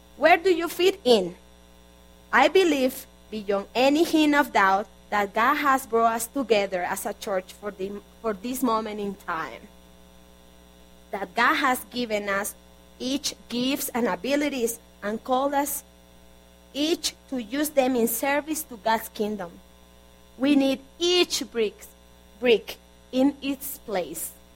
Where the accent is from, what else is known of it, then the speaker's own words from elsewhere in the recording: Barranquilla, Atlántico, Colombia; moved away; I'm from Colombia. Originally, I was born in Barranquilla, Colombia